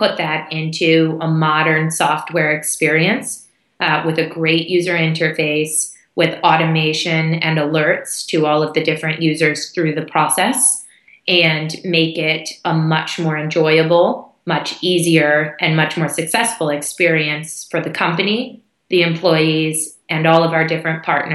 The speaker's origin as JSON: {"language": "English", "country": "United States", "tie": "born or raised there", "also_born_or_lived": "Hong Kong / Singapore / India / United Kingdom", "moved": "as an adult", "said": "I grew up in the U.S., which you can probably hear from my accent"}